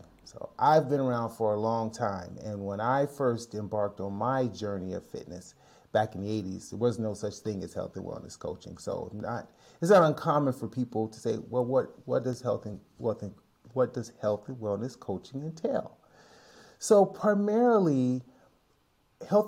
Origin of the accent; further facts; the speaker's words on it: Chicago, Illinois, United States; moved away as an adult; now in San Francisco Bay Area, United States; Longtime resident of the San Francisco Bay Area, although I'm originally from Chicago, Illinois